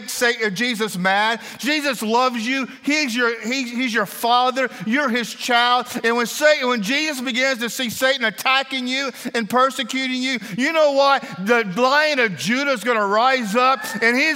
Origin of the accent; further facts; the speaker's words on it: Kentucky, United States; also born or lived in Middle East; I'm from Kentucky